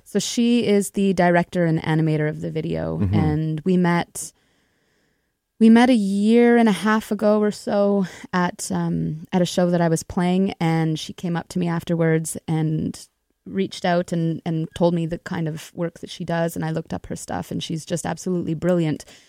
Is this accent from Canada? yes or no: yes; Winnipeg, Manitoba, Canada; I grew up in Winnipeg itself